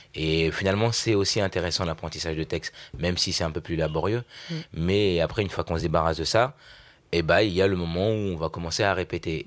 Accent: Vernon, Normandy, France; Je suis né à Vernon, en Normandie

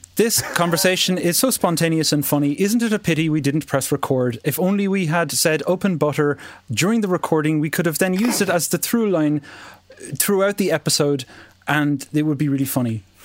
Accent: Ireland; as an Irish person

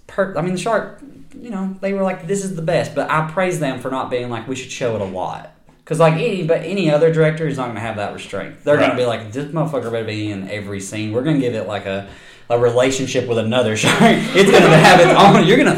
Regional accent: the South, United States; I'm from the South.

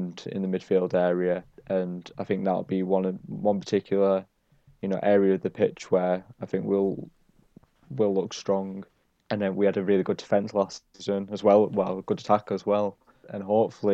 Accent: Barrow-in-Furness, North West England, United Kingdom; supporting my hometown club

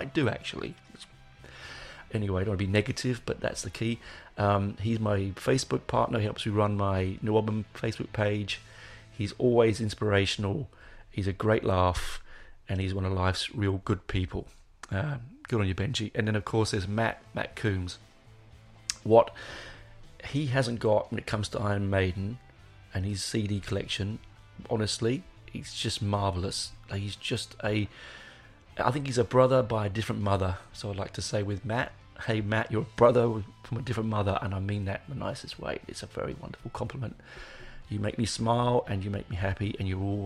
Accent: England, United Kingdom; now in Australia; just being English and living in a foreign land

